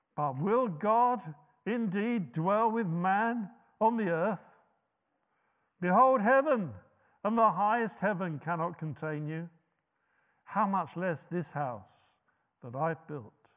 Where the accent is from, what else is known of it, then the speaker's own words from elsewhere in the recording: United Kingdom; us being so British